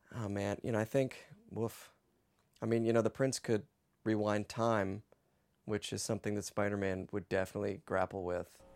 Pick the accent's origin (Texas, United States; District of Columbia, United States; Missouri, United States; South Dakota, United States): District of Columbia, United States; Washington; I grew up in Washington, D C